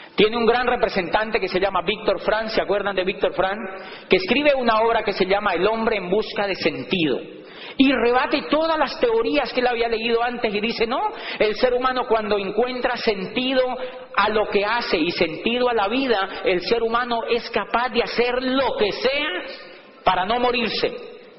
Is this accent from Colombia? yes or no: yes; Colombia; moved away; also born or lived in Popayán; en mi país